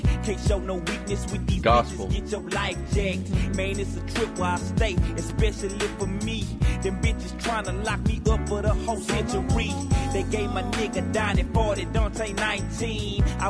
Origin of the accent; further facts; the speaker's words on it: Orange, Texas, United States; That's my hometown. That's where I'm from. These people were like, grew up 15 minutes from me.